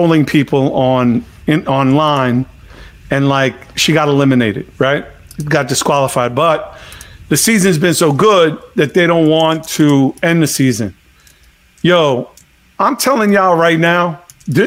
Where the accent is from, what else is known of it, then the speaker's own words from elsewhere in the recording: New York, United States; When I was growing up in New York